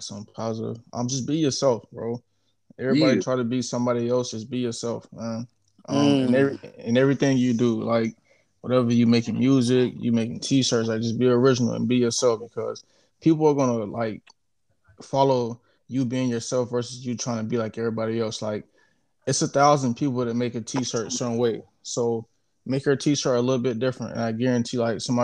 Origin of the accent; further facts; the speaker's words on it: United States; I'm from America.